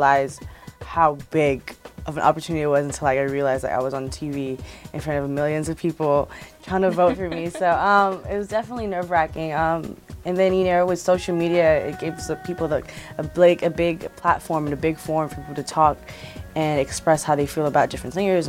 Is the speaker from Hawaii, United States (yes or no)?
yes; Hawaii, United States; now in Los Angeles, United States; when I was younger in Hawaii, I definitely went through a lot of bullying